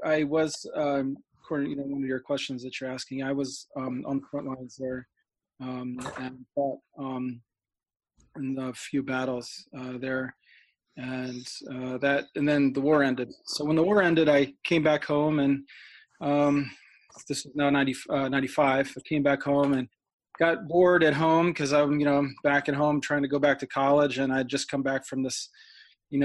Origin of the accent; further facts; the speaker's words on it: St. Louis, Missouri, United States; moved away as an adult; also born or lived in Washington, D.C.; I'm from St. Louis, Missouri, and I converted when I was 19, just starting college.